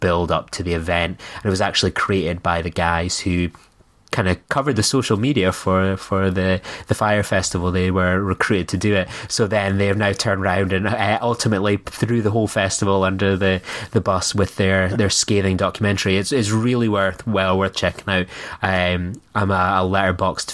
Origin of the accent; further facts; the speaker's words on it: Scotland, United Kingdom; being a Scottish man